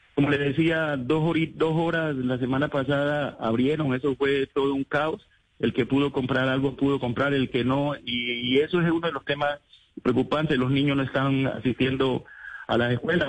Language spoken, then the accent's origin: Spanish; El Charco, Nariño, Colombia